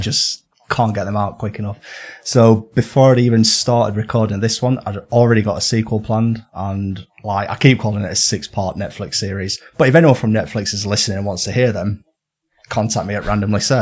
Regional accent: Northern England, United Kingdom; accent: Northern; my lovely Northern accent

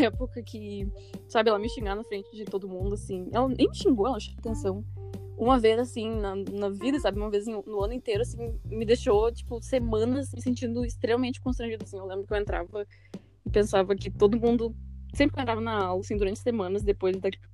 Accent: Gravataí, Rio Grande do Sul, Brazil; also born or lived in Porto Alegre; Nunca morei em nenhum outro lugar, na mesma casa e tal, desde sempre

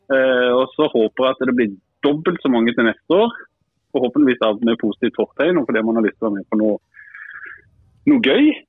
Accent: Kristiansand, Sørlandet, Norway; moved away; Som sørlending

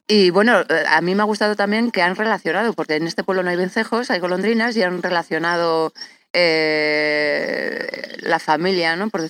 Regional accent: La Mata de Quintanar, Castile and León, Spain; yo eh, aquí desde la Mata de Quintanar.

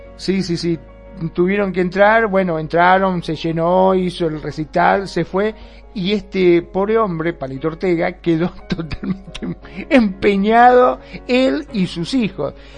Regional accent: Argentina; en mi país

